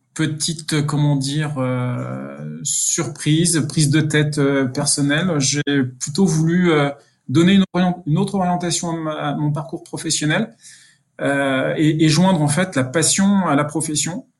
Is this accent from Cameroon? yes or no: no; near Dijon, Burgundy, Bourgogne-Franche-Comté, France; moved away as an adult; also born or lived in Paris; je suis bourguignon, hein, je suis originaire de, des environs de, Dijon